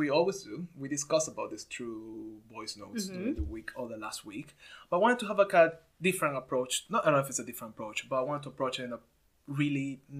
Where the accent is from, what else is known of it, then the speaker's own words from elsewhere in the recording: Venezuela; and I'm from Venezuela just because. Yeah. I didn't do anything to do it.